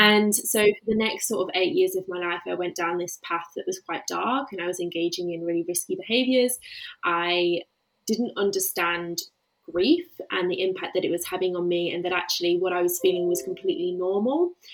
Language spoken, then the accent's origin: English; the Midlands, England, United Kingdom; moved away as an adult; now in Melbourne, Australia; I do currently live in Melbourne, Australia, but I am from the Midlands in England and I moved to Australia four and a half years ago